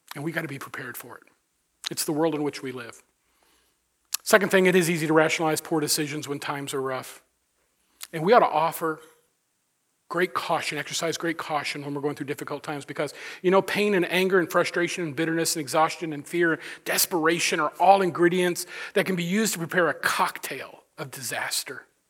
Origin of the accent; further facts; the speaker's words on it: United States; I am grateful to have been born in this country of, of, of just amazing opportunity